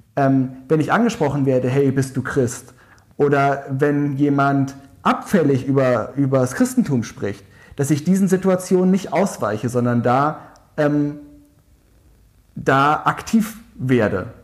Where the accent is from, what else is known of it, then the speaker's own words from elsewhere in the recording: Tübingen, Baden-Württemberg, Germany; in der Klimaschutzgruppe in meiner Heimatstadt Tübingen engagiert